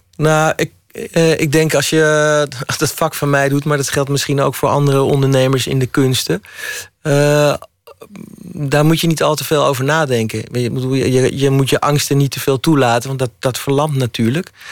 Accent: Hilversum, North Holland, Netherlands; ik kom uit Hilversum

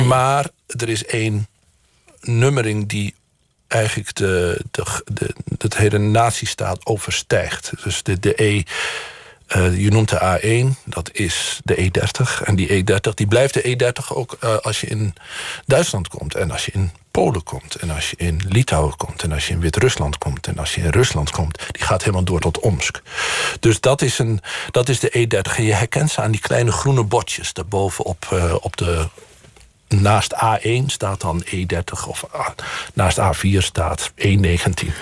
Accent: Boekelo, Overijssel, Netherlands; van Boekelo, waar ik ben opgegroeid, naar de Utrechtse Heuvelrug

